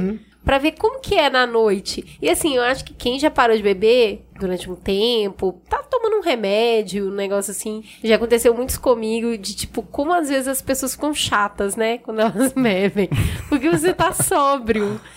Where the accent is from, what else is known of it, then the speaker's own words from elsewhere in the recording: Minas Gerais, Brazil; Eu sou mineira.